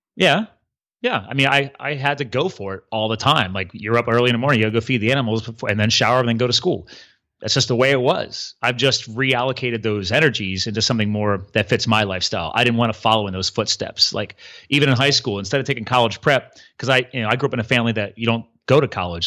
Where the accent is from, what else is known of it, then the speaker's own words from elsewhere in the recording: East Coast, United States; I grew up here on the East Coast